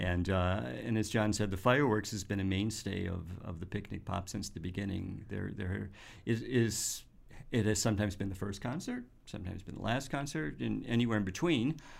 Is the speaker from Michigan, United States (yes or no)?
yes; Detroit, Michigan, United States; now in Grand Rapids, United States; I'm from the Detroit area, and I'm familiar with the Detroit Symphony at Meadowbrook.